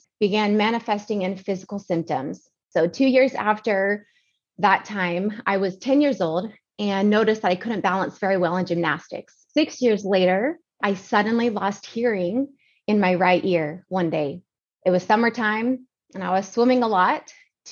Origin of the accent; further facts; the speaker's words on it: Georgia, United States; now in San Antonio, United States; I grew up in Georgia with amazing parents